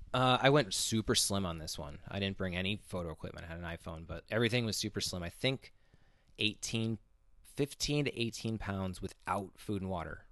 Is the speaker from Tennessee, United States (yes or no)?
no; Connecticut, United States; now in Los Angeles, United States; my home state, Connecticut